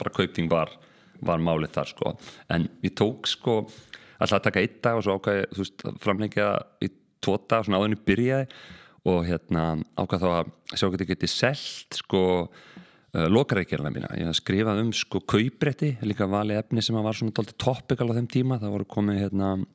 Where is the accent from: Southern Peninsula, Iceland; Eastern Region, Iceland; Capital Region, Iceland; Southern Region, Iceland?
Capital Region, Iceland; Reykjavík; ég er bara stoltur, stoltur reykingigur hérna fættur auðbalinn hér og hérna já, bara sem sagt ólst upp í Norðumýrinni